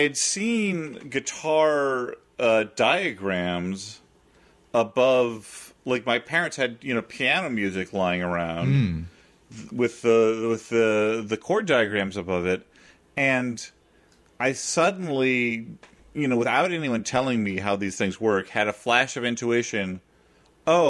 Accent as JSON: {"language": "English", "region": "Central Illinois", "country": "United States", "tie": "born or raised there", "moved": "yes", "lives_now": "New York, United States", "said": "in my house growing up in Central Illinois"}